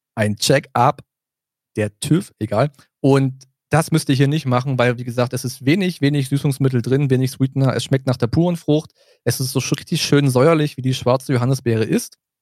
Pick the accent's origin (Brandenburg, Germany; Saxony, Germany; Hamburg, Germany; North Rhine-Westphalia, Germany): Brandenburg, Germany; south of; moved away as an adult; now in Berlin, Germany; wir sind ja im Süden von Brandenburg groß geworden, dann rutschen wir eher so ein bisschen in das Sächsische rein